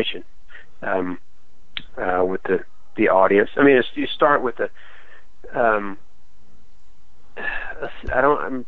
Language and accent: English; a small town in Alabama, United States; I'm from a small town in Alabama.